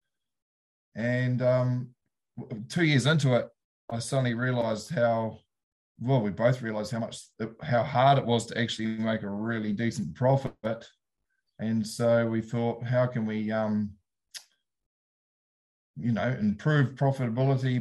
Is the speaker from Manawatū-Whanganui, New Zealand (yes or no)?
yes; Taihape region, Rangiwahia, Manawatū-Whanganui, New Zealand; moved away as an adult; also born or lived in Hawke's Bay; now in South Otago, New Zealand; I'm originated from Taihape region, Rangawahia, underneath the Ruahini Ranges